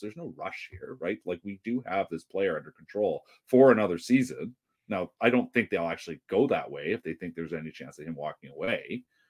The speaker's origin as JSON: {"language": "English", "town": "Vancouver", "region": "British Columbia", "country": "Canada", "tie": "born or raised there", "said": "I grew up in Dunbar"}